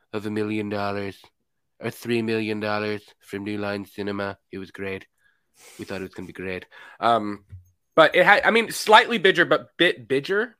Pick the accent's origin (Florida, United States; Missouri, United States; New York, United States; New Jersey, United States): Florida, United States; I'm from Florida